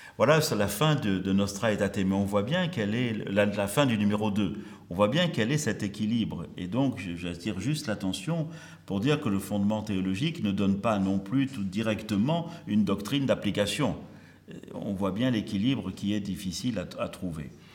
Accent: Marseille, Provence-Alpes-Côte d'Azur, France; also born or lived in Algeria; je suis à Marseille depuis 1966, quand mes parents sont. Euh, j'arrivais avec mes parents, mais je suis né en Afrique, en Afrique du Nord, en Algérie, du temps où l'Algérie était française

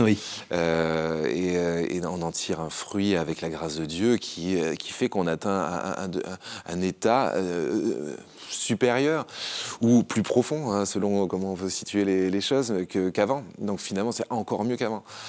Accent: Haut-Var, Provence-Alpes-Côte d'Azur, France; une famille lambda qui grandit dans le Haut-Var

